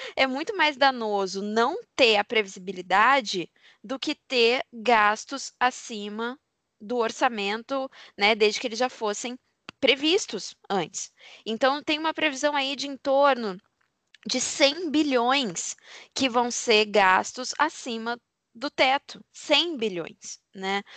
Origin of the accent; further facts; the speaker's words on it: Brazil; a gente é brasileiro